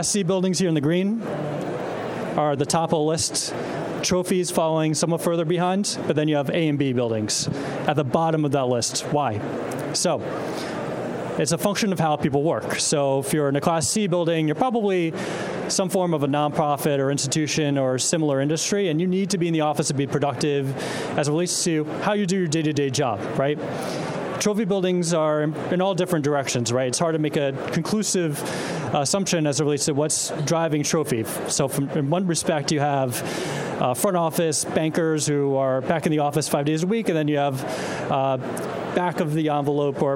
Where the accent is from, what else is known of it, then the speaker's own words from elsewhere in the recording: New York City, New York, United States; I'm a New Yorker